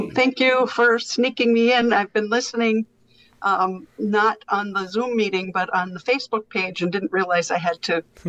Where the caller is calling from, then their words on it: Green Bay, Wisconsin, United States; Yeah, I'm in Green Bay, Wisconsin.